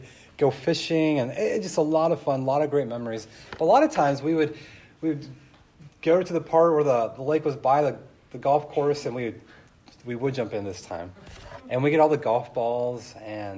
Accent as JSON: {"language": "English", "region": "California", "country": "United States", "tie": "born or raised there", "said": "I grew up in California, and just down the street from my house, there was two different lakes."}